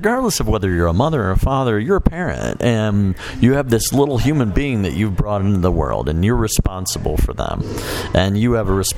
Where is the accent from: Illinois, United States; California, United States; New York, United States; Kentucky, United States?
Illinois, United States; Chicago; Where I grew up in Chicago